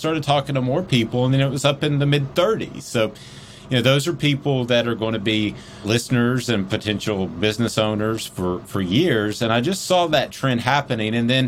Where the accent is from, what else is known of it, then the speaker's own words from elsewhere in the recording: Powell, Tennessee, United States; Well, I was born and raised in Powell, so I got my PhD, my Powell High diploma there at Powell High School. So that's where I'm from.